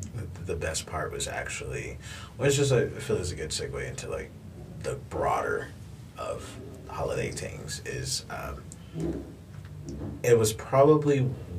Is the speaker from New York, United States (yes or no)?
yes; New York, United States; They live in New York. I'm from New York, by the way, y'all. What's up, East Coast?